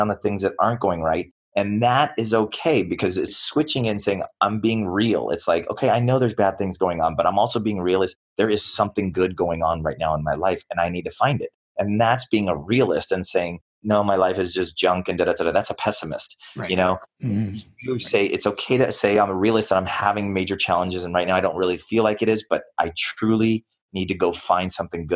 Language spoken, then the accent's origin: English; United States; I was born here in the United States